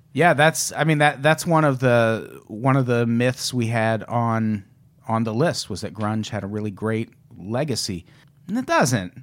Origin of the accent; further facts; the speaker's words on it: Midwest, United States; I grew up in the Midwest